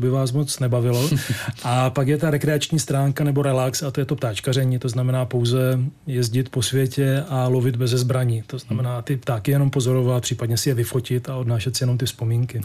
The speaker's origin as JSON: {"language": "Czech", "country": "Czechia", "said": "jako první Čech v historii"}